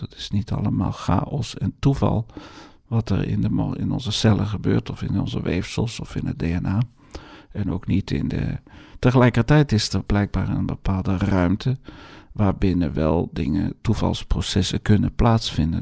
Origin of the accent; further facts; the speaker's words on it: Netherlands; accent: Hollands; mijn Hollands accent